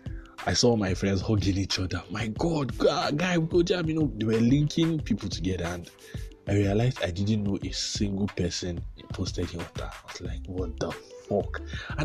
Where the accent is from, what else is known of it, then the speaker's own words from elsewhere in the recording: Jos, Plateau, Nigeria; I'm from Jos. Jos is a cold place.